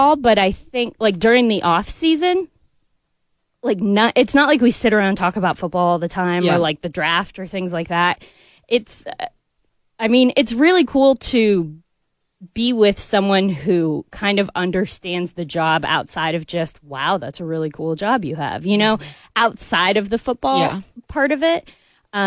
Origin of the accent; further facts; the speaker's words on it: Columbia, Missouri, United States; moved away as an adult; now in Atlanta, United States; I grew up in Columbia too